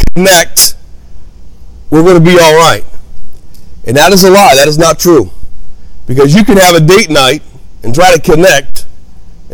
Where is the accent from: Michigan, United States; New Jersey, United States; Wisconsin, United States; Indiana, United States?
Indiana, United States; Hammond; also born or lived in Gary, Indiana; I was raised in Hammond, Indiana